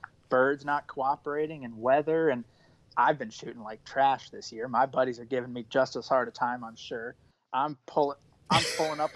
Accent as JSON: {"language": "English", "region": "East Coast", "country": "United States", "tie": "born or raised there", "said": "growing up on the East Coast"}